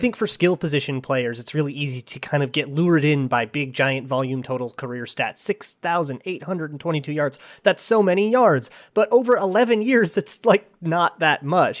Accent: Minnesota, United States; my home state of Minnesota

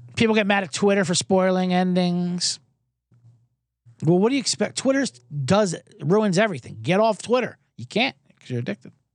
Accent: New Jersey, United States; I'm from Jersey. I'm half Italian. I grew up with nothing but Italians

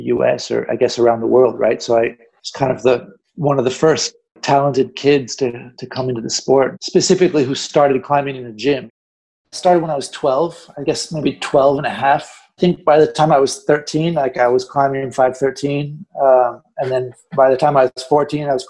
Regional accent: Santa Cruz, California, United States; now in Barcelona, Spain; I grew up in Santa Cruz on the beach

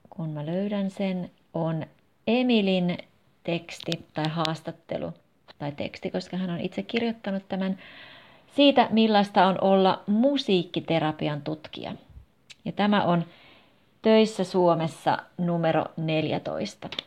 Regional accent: United States; Finnish is a second language; moved away as an adult; now in Jyväskylä, Finland; Minä olen kotoisin Yhdysvalloista, mutta olen asunut Jyväskylässä jo noin seitsemän vuotta.

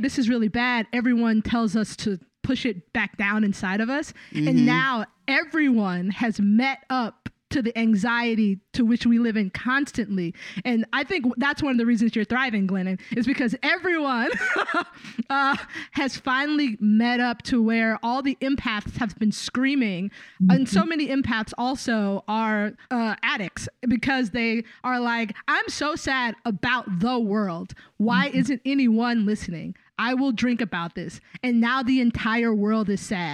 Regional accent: Tallahassee, Florida, United States; moved away; I'm from Tallahassee, Florida

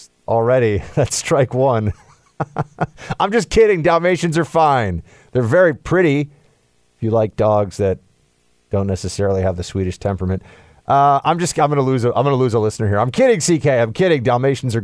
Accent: New York, United States; I'm from New York

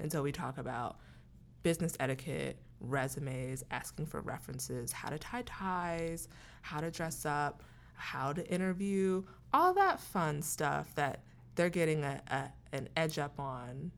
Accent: Columbus, Ohio, United States; moved away as an adult; now in Pittsburgh, United States; I am from Columbus, Ohio, and I came to Pittsburgh for college

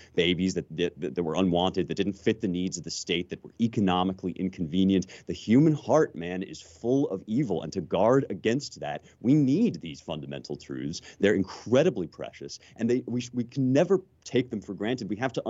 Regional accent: United States; as much as I'm a patriot, as much as I am an American who loves his country, one of the things that makes me love the country so deeply

